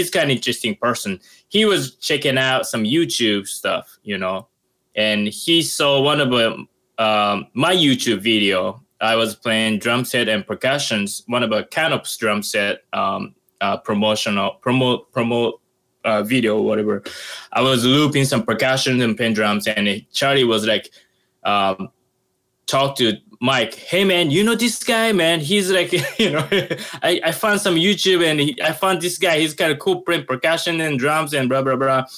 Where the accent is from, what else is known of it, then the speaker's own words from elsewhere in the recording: Sasebo, Nagasaki, Japan; English is a second language; moved away as an adult; also born or lived in Boston, United States; now in New York City, United States; my hometown is Nagasaki, and called the Sasebo City